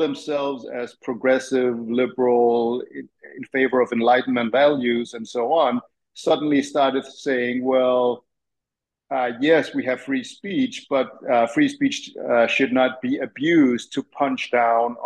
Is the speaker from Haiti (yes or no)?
no; Copenhagen, Capital Region of Denmark, Denmark; moved away as an adult; now in Tennessee, United States; I was born and raised in Denmark and Copenhagen